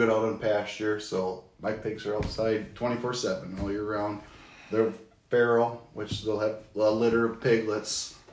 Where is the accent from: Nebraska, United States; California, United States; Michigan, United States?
Michigan, United States; Gaylord; also born or lived in Ann Arbor, Michigan; now in Alpena, United States; 42 years old. I was born in Ann Arbor, lived there, I was still a little baby, about a year old roughly, and we moved to Gaylord, Michigan. Lived over there till 7th, 8th grade year, roughly